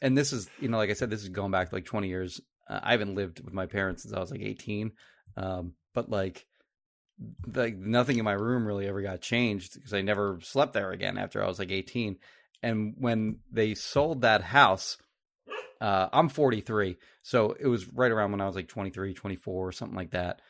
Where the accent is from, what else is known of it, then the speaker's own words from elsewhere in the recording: Marlton, New Jersey, United States; I grew up in Marlton and, uh, my parents sold their house in Marlton